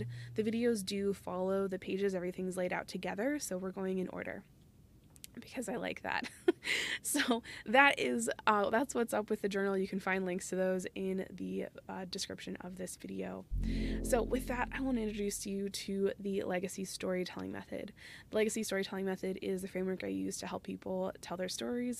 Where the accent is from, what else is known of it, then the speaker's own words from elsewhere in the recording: Phoenix, Arizona, United States; moved away; I'm originally from Phoenix